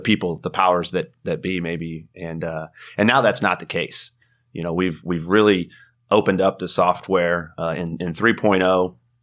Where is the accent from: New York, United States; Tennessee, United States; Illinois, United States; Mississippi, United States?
Illinois, United States; Carlisle; also born or lived in Charleston, Illinois; now in Atlanta, United States; I grew up in Illinois